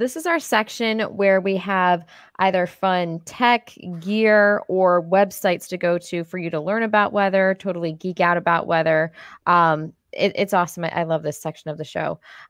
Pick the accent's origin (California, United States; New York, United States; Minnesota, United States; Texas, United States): New York, United States; Rochester; now in Atlanta, United States; and I grew up in Rochester, New York. And so I'm used to, or I was used to driving in the snow